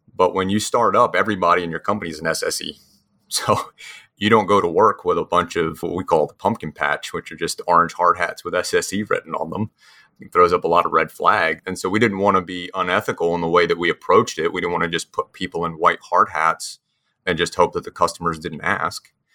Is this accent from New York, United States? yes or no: no; New Jersey, United States; moved away as an adult; also born or lived in Mississippi / Lafayette, Louisiana; now in Houston, United States; I'm actually originally from New Jersey, so I'm a, a transplanted Yankee to the South.